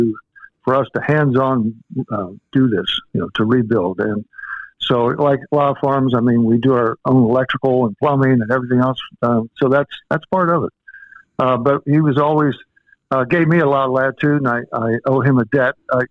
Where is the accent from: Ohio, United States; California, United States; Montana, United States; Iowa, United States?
Ohio, United States; Urbana; also born or lived in Springfield, Ohio / Louisiana / Wisconsin; I was born in Springfield, raised in Urbana.